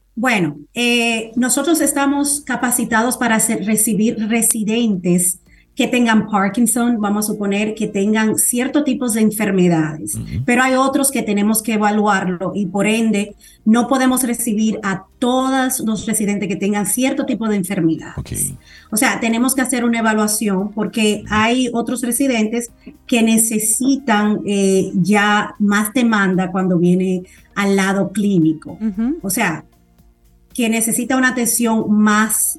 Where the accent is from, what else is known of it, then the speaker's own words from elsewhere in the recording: Dominican Republic; now in United States; aquí en mi país, ya que yo nací aquí